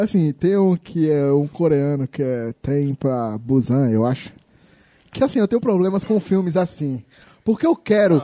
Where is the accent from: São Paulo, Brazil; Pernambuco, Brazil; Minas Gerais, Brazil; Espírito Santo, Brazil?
São Paulo, Brazil; moved away; quando eu era criança, morava em São Paulo